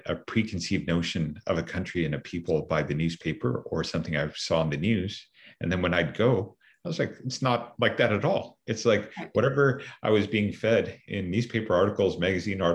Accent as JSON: {"language": "English", "country": "Canada", "tie": "born or raised there", "said": "I proud Canadian, born in Canada, raised in Canada"}